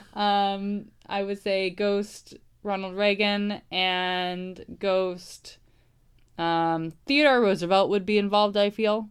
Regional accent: Toronto, Ontario, Canada; I'm from Toronto.

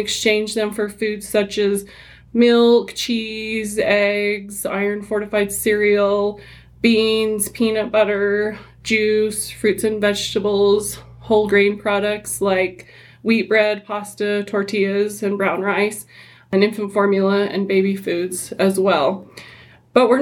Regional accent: Henefer, Utah, United States; I grew up in Hennifer and I was raised there

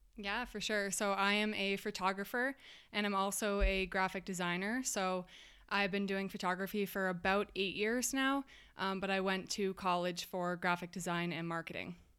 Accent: Massachusetts, United States; moved away as an adult; I'm from Massachusetts

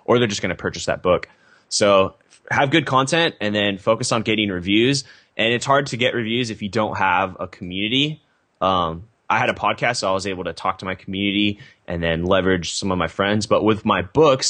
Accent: Temecula, California, United States; also born or lived in San Diego, California; fairly normal childhood suburban community, Temecula, California

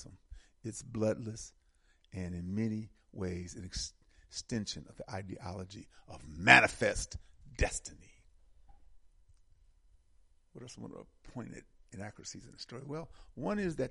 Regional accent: Wisconsin, United States; I'm from Wisconsin

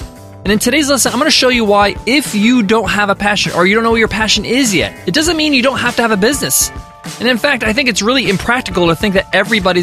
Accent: United States; My parents immigrated from Egypt to America, and I was born here in the States

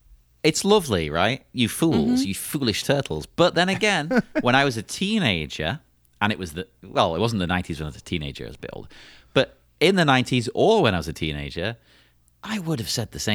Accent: England, United Kingdom; being English

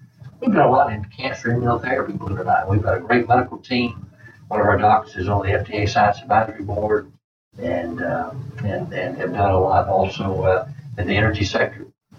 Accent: Walterboro, South Carolina, United States; moved away; I grew up in Walterboro. My mom and dad ran the Western Auto Store.

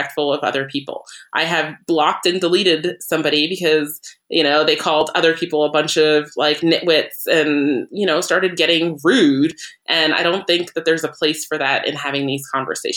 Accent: Vermont, United States; I grew up in Vermont. So that means everybody I grew up with, for the most part, was white

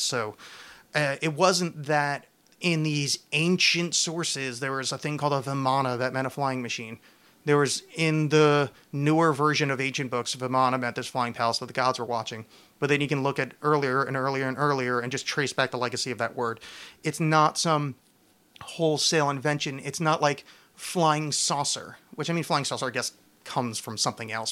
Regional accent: East Coast, United States; I was raised Catholic and on the East Coast

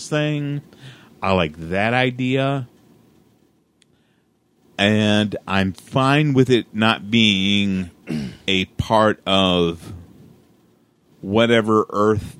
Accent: New Albany, Indiana, United States; I grew up in New Albany, Indiana, so Hazelwood was my junior high

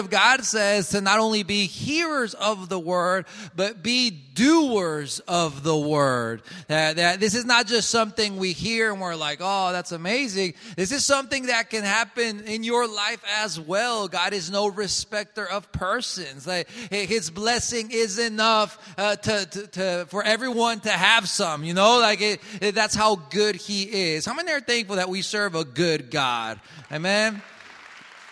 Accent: Colombia; now in Jackson, United States; I am from Colombia

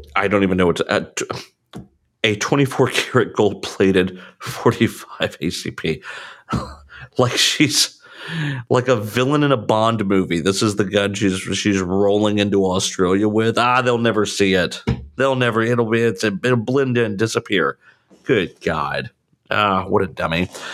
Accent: Savannah, Georgia, United States; being from Savannah, Georgia

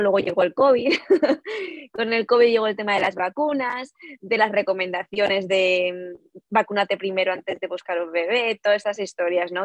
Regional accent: Valencia, Valencian Community, Spain; moved away as an adult; also born or lived in Peru; now in Illinois, United States; somos de Valencia realmente, pero bueno, yo nací en Perú, eso también quería comentar, yo nací en Perú, pero nunca he vivido allí

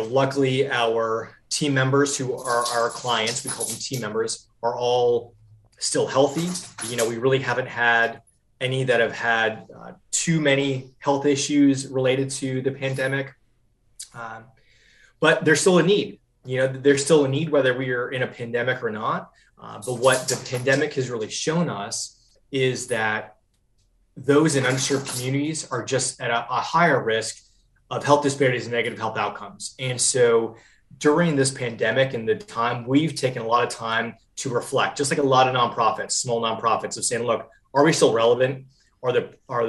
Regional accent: Vermont, United States; moved away as an adult; also born or lived in New Hampshire; now in Charlotte, United States; I'm from Vermont originally, grew up in Vermont, loved it there

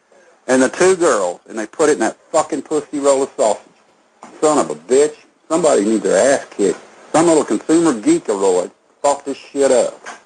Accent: Texas, United States; I'm a Texas man

